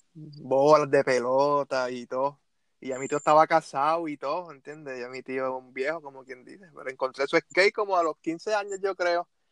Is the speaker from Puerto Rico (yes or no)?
yes; Bayamón, Puerto Rico; soy de Bayamón